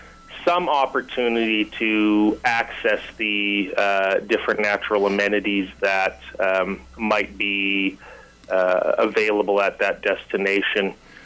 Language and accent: English; Ontario, Canada; I've only actually been in the province of British Columbia for about 5 years. Wow. I'm a transplant from Ontario